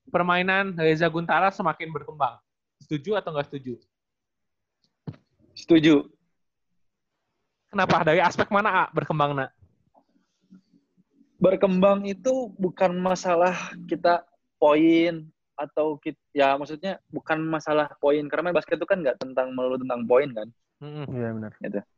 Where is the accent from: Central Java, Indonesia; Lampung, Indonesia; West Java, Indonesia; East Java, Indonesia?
West Java, Indonesia; ini kita orang Sunda gitu kan?